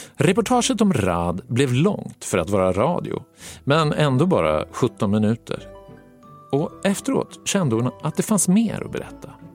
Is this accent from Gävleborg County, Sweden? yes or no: yes; Gävle, Gävleborg County, Sweden; Har jag sagt att jag är från Gävle?